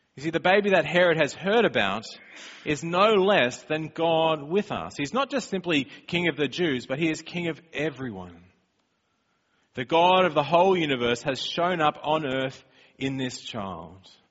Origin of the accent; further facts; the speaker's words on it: Australia; moved away; we're from Australia